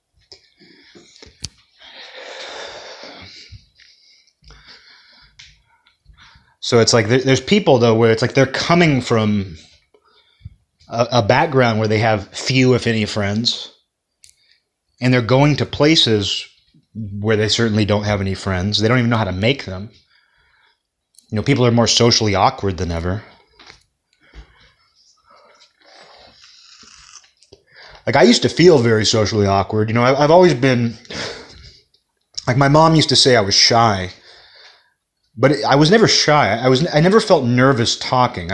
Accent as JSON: {"language": "English", "town": "Kirkland", "region": "Washington", "country": "United States", "tie": "born or raised there", "also_born_or_lived": "Olympia, Washington"}